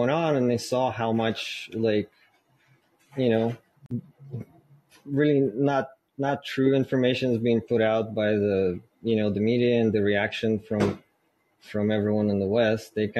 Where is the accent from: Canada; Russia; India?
Russia; moved away as an adult; also born or lived in Kharkiv, Ukraine; now in United States; I was born in Kharkiv, which is the second biggest city in Ukraine. But I spend most of my life in Russia